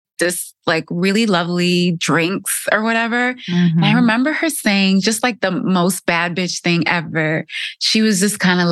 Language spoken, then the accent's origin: English; Southfield, Michigan, United States; moved away; I grew up in the Detroit area, in a suburb of Detroit called Southfield